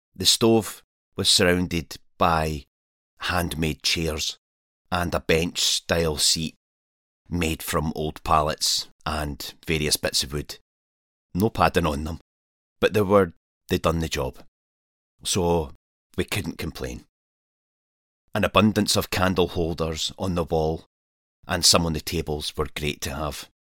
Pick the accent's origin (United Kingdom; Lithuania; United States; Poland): United Kingdom; Scotland; I'm a Scottish wild camper and adventurer